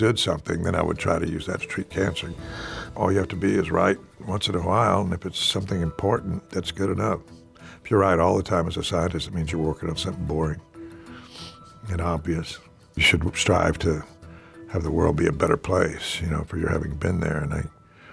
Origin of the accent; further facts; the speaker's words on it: Alice, Texas, United States; I grew up in Alice, Texas